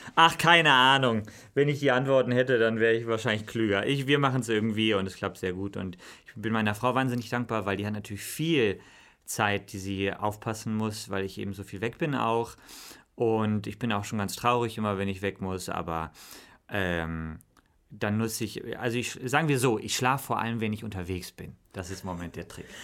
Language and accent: German; Bonn, North Rhine-Westphalia, Germany; wir sind im großen Pfarrhaus, bin ich aufgewachsen in Bonn